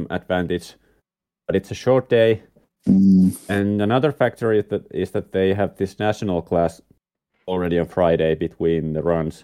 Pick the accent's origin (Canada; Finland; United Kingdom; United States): Finland; Tampere, Pirkanmaa; Tampere is my hometown